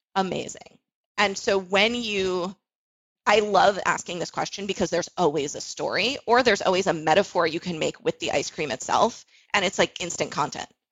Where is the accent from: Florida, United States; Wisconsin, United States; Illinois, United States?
Florida, United States; South; I grew up in South Florida